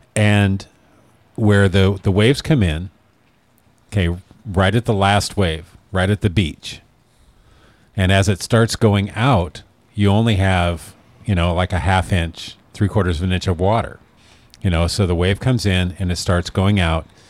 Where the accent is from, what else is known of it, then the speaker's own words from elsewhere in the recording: Oregon, United States; moved away; I moved away from Oregon for the sunshine